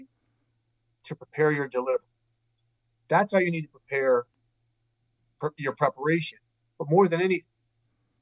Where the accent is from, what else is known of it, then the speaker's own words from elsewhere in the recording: St. Louis, Missouri, United States; I grew up in St. Louis, my father worked for NBC